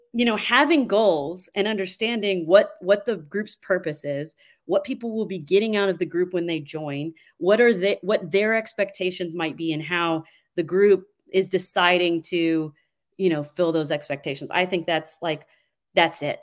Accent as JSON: {"language": "English", "town": "Georgetown", "region": "Kentucky", "country": "United States", "also_born_or_lived": "Nashville, Tennessee", "moved": "as an adult", "lives_now": "Franklin, United States", "said": "I'm originally from Georgetown, Kentucky."}